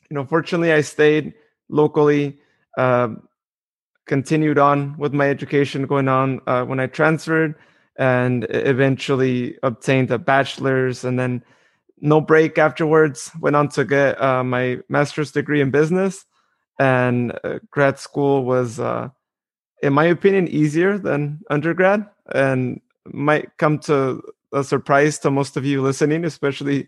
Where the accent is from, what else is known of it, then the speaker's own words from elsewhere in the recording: Modesto, California, United States; my hometown in Modesto, California